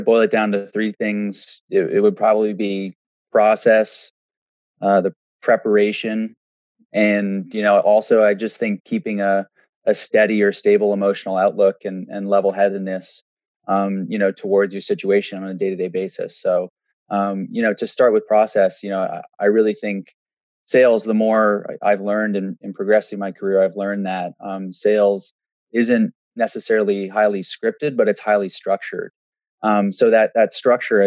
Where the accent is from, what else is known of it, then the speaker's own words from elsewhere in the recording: Waterloo, Ontario, Canada; I grew up in Waterloo.